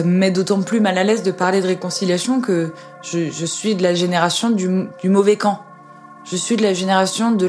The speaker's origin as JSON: {"language": "French", "country": "France", "said": "En tant qu'adulte, en tant que citoyenne, en tant que française"}